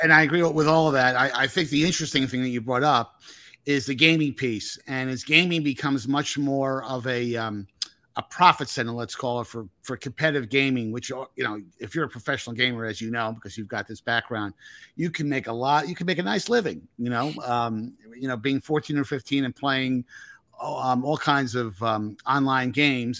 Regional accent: Northern New Jersey, United States; I'm from Northern New Jersey.

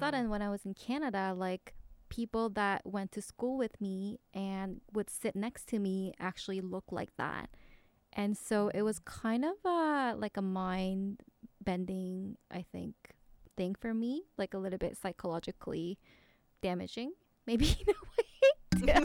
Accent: South Korea; moved away; I grew up in Korea

